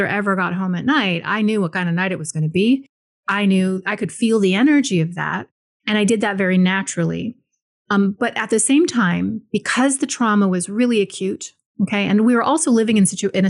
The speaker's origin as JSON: {"language": "English", "area": "Maui", "region": "Hawaii", "country": "United States", "tie": "born or raised there", "said": "I was born and raised in Hawaii, just like my father. He was born and raised in Hawaii. And specifically, I was born in Maui"}